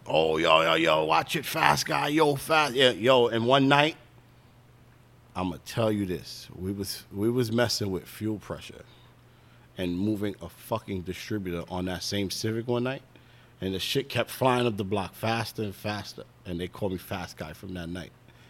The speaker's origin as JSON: {"language": "English", "country": "St. Vincent & Grenadines", "said": "And Nick and everybody over there was all West Indians. I'm from St. Vincent. Nick was from Barbados."}